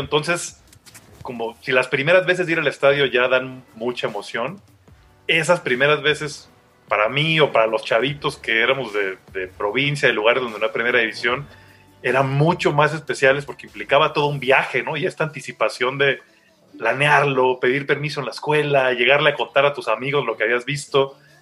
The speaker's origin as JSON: {"language": "Spanish", "town": "Tuxtla Gutiérrez", "region": "Chiapas", "country": "Mexico", "tie": "born or raised there", "said": "yo soy de Chiapas, de Tuxtla, entonces como un montón de gente de provincia"}